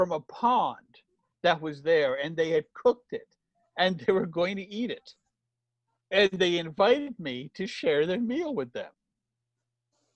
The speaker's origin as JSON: {"language": "English", "country": "United States", "said": "I, as an American writer"}